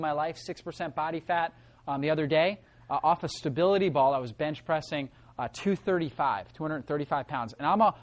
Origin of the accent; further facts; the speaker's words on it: Northeast Florida, United States; I grew up in Northeast Florida